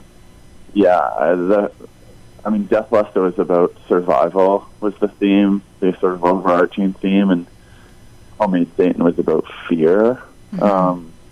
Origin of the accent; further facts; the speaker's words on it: Whitby, Ontario, Canada; from Whitby, my hometown